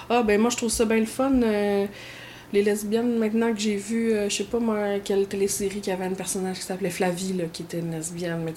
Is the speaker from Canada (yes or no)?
yes; Quebec, Canada; Puis là, je parle du Québec parce que je suis québécoise